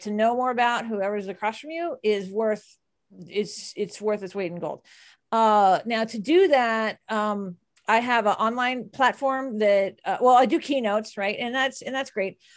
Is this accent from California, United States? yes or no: no; Texas, United States; I'm from Texas